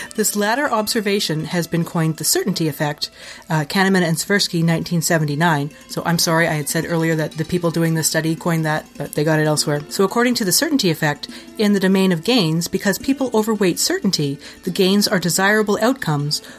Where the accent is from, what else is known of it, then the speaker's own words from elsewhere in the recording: Ontario, Canada; moved away as an adult; now in Winnipeg, Canada; I was moving back to Ontario